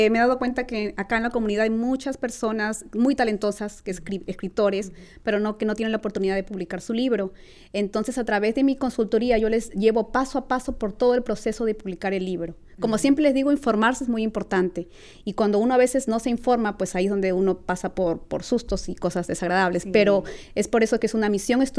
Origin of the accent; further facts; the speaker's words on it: Peru; now in California, United States; Mis alas me llevan al sur es una recopilación de mis experiencias como inmigrante hispana en los Estados Unidos, donde hago como, como recordando Perú, pero a la vez al presente estando en California.